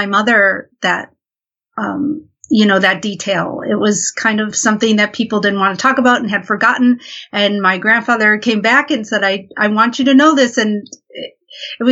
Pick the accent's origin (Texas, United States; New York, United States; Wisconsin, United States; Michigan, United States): New York, United States; Buffalo; now in New York City, United States; I grew up in Buffalo, New York, which is near the town Lilydale, New York